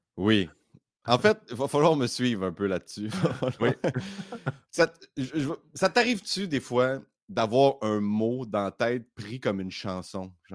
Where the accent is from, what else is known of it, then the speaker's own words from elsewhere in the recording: Baie-Comeau, Quebec, Canada; now in Montreal, Canada; je viens de la Côte-Nord